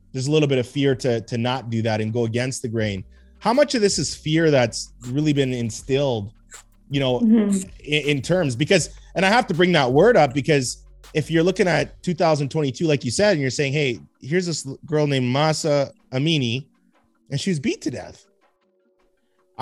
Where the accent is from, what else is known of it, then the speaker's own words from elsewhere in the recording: Edmonton, Alberta, Canada; I grew up in Mill Woods